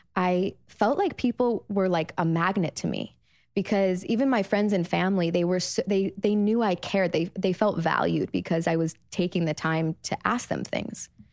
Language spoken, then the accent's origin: English; Chicago, Illinois, United States; moved away as an adult; also born or lived in Los Angeles; I'm thirty-one. I grew up in Chicago.